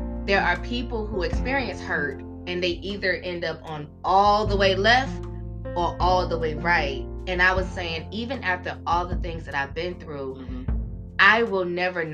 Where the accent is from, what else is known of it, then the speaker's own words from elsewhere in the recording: North Carolina, United States; I'm from North Carolina.